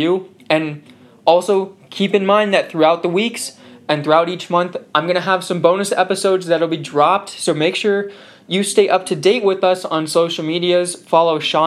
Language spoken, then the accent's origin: English; Southern California, United States; moved away as an adult; now in New Haven, United States; I'm from Southern California